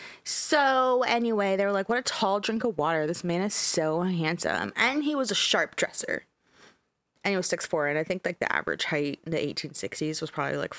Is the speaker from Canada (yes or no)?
yes; Canada; We're Canadian, so I didn't know what the Texas Panhandle was.